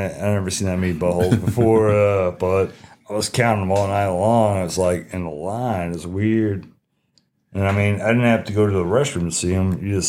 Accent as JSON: {"language": "English", "region": "Ohio", "country": "United States", "said": "I'm from Ohio."}